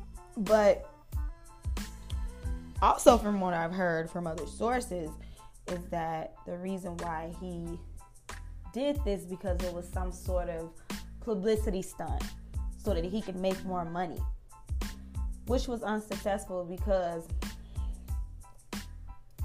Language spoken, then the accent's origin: English; Chicago, Illinois, United States; I'm from Chicago. I was born and raised in Chicago